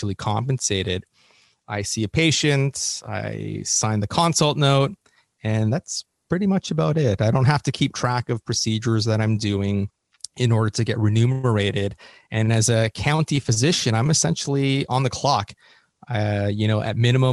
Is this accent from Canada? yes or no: yes; Canada; moved away as an adult; now in Los Angeles, United States; as a Canadian